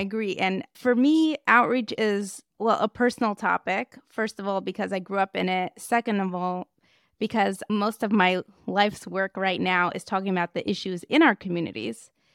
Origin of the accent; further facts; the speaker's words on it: Moscow, Russia; moved away; I grew up in Moscow